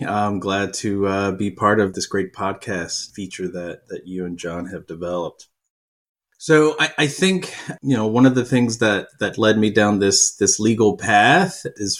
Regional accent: Kentucky, United States; now in New York, United States; I grew up in Kentucky. My accent is barely noticeable these days. I've lived in New York too long. But I grew up in pretty rural parts of Kentucky, you know, tobacco farms and the like.

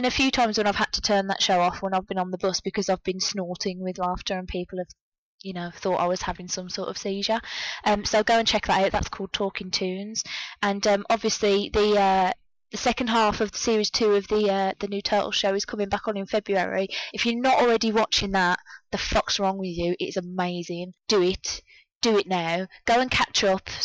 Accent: United Kingdom; You can tell I'm British because I spell parlour the proper way, with a U

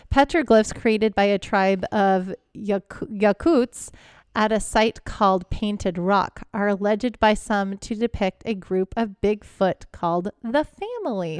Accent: Houston, Texas, United States; I grew up in Houston

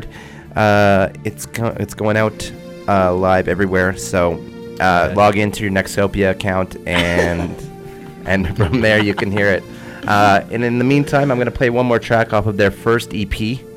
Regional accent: Bentley, Alberta, Canada; I'm from Bentley, Alberta, and I was raised as a hunter-gatherer.

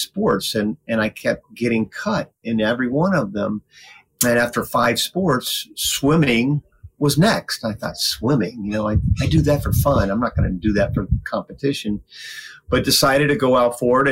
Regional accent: Winter Haven, Florida, United States; I grew up in Winter Haven, Florida

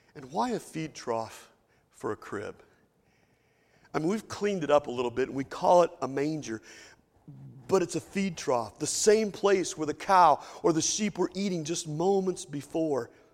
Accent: Lexington, Kentucky, United States; moved away as an adult; I've been gone for thirty years from Lexington, Kentucky

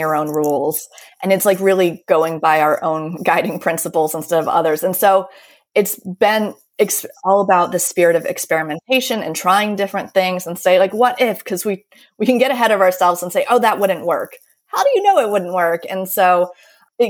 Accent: United States; moved away as an adult; also born or lived in Baltimore; now in Paris, France; I'm American

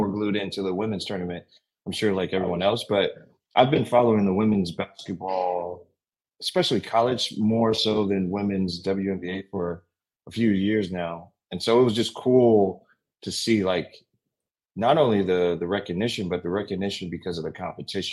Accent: the Bay Area, California, United States; now in Portland, United States; growing up in the Bay

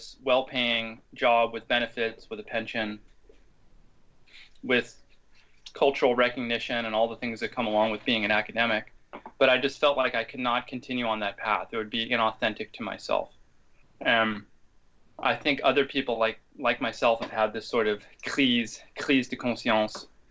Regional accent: Seattle, Washington, United States; my hometown of Seattle, Washington

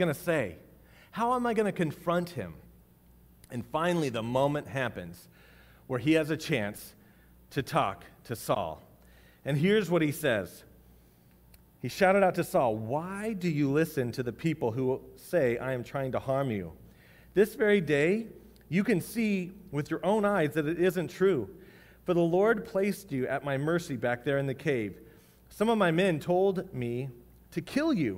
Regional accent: United States; we are American citizens.

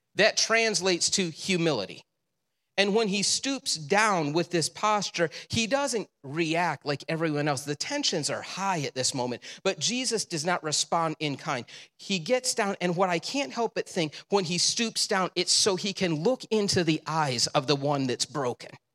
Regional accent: Le Roy, United States; I grew up in Leroy.

